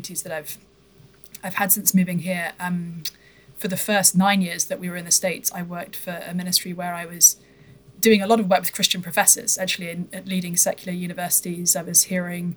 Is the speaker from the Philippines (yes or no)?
no; United Kingdom; moved away; So I come from the UK originally, as folks may be able to discern from my accent.